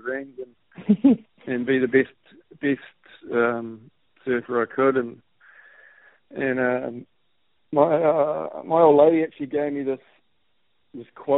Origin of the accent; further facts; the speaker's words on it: Gisborne, New Zealand; also born or lived in Hamilton; We grew up in Gisborne. I was actually born in Hamilton